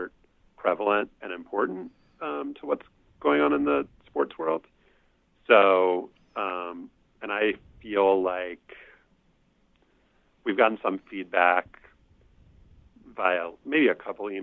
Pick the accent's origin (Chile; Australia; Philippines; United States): United States; New Orleans, Louisiana; growing up in Louisiana